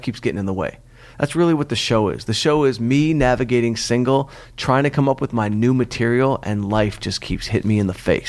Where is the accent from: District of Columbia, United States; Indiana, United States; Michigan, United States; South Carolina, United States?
Michigan, United States; Detroit; I'm from Detroit